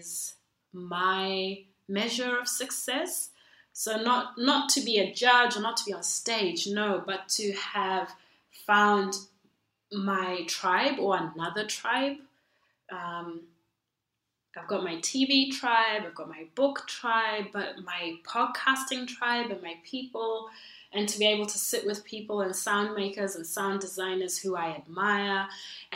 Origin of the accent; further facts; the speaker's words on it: Zimbabwe; also born or lived in Perth, Australia; now in Melbourne, Australia; Originally, I'm from Zimbabwe